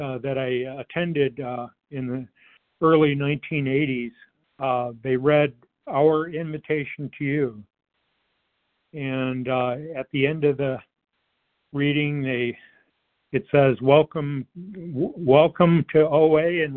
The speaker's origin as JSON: {"language": "English", "town": "Detroit", "region": "Michigan", "country": "United States", "tie": "born or raised there", "said": "I grew up in the Metro Detroit area"}